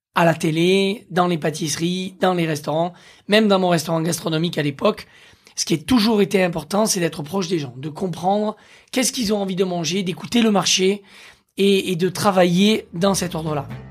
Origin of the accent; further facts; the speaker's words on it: Aveyron, Occitania, France; j'ai grandi dans l'Aveyron